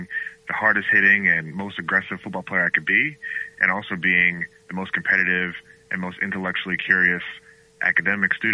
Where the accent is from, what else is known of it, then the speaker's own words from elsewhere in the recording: Galloway, New Jersey, United States; also born or lived in Bahamas; now in Boston, United States; grew up in South Jersey, a town called Galloway, right outside of Atlantic City